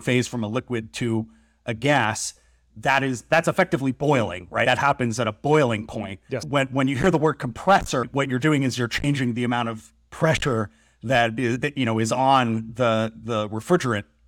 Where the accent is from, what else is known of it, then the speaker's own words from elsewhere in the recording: Massachusetts, United States; moved away; I grew up in the Northeast. I grew up in New England in Massachusetts, and the house I grew up